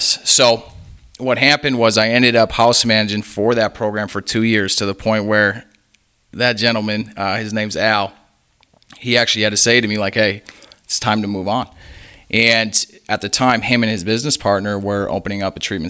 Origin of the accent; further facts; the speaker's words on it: Menomonee Falls, Wisconsin, United States; So originally I'm from Menomonee Falls, Wisconsin. It's about 20 miles north of Milwaukee.